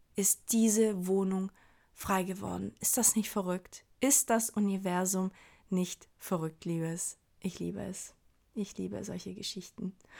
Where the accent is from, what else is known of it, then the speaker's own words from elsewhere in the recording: Hamburg, Germany; als Hamburger